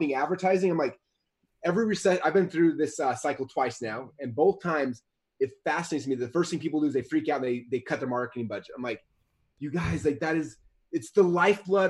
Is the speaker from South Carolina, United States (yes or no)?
no; Utah, United States; I'm from Utah